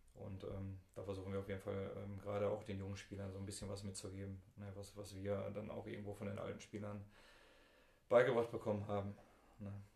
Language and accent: German; Bottrop, North Rhine-Westphalia, Germany; Ich bin im Eigen aufgewachsen